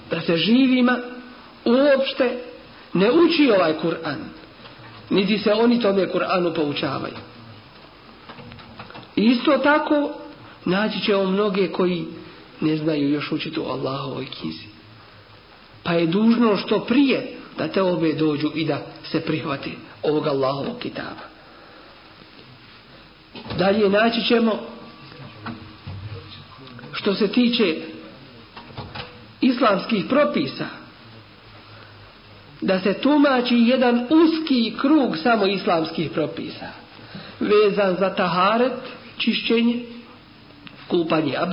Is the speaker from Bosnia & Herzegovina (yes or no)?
yes; Bosnia & Herzegovina; kod nas u Bosni dole.